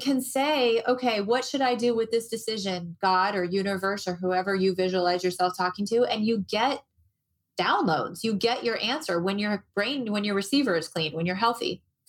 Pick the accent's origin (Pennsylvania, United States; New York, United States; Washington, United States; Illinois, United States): Illinois, United States; Moline; also born or lived in Berkeley / Chicago; now in Arizona, United States; I moved to Arizona. I grew up in the Midwest. I grew up in Moline, Illinois, and I felt just like everybody else feels there about mid-February.